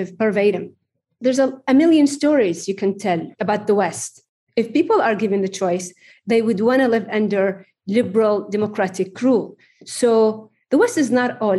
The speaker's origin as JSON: {"language": "English", "country": "Jordan", "tie": "born or raised there", "also_born_or_lived": "Oxford, United Kingdom", "moved": "yes", "said": "I am Jordanian, as well as American."}